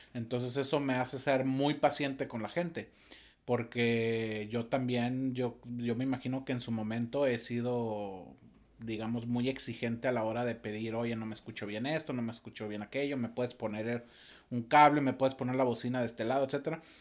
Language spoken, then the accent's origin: Spanish; Torreón, Coahuila, Mexico; moved away; soy originario de Torreón, Coahuila